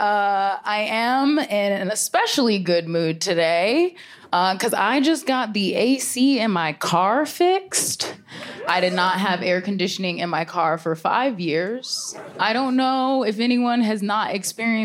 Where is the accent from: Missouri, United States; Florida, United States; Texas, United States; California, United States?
Florida, United States; I'm from Florida